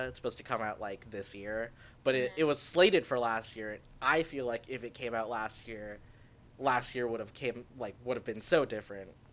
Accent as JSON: {"language": "English", "town": "Anaheim", "region": "California", "country": "United States", "tie": "born or raised there", "moved": "as an adult", "lives_now": "San Francisco, United States", "said": "I grew up in Anaheim"}